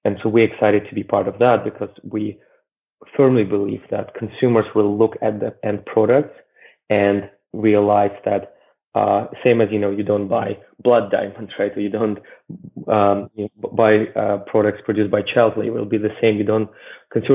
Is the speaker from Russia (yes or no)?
yes; Russia; moved away; I grew up in Russia in the 90s